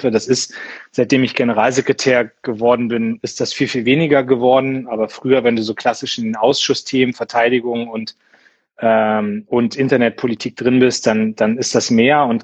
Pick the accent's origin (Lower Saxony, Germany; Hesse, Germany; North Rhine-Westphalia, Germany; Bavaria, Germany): Lower Saxony, Germany; Munster; Also ich habe aus meiner Heimatstadt Munster, großer Bundeswehrstandort